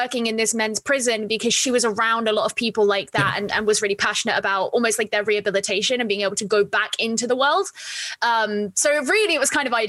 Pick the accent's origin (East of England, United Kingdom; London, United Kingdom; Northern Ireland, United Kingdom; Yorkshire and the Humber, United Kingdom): East of England, United Kingdom; So you would never know by the way that I talk, but I grew up in Essex, but a lot of my, I had a lot of freedom growing up.